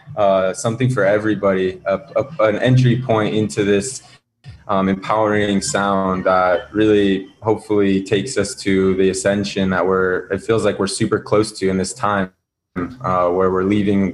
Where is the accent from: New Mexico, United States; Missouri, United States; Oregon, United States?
New Mexico, United States; Zuni; also born or lived in Southern Africa; I grew up on the Zuni Pueblo, which was a super rich upbringing in youth